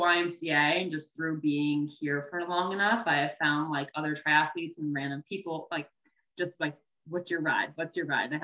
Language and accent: English; Northern Virginia, United States; moved away as an adult; also born or lived in Massachusetts; now in Encinitas, United States; I grew up, I'm from Virginia, Northern Virginia, outside of Washington, D.C. I grew up there, was there my whole life